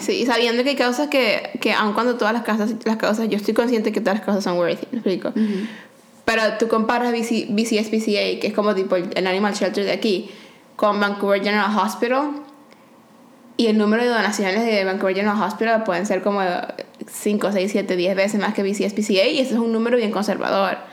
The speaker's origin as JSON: {"language": "Spanish", "country": "Venezuela", "moved": "yes", "said": "en mi tierra"}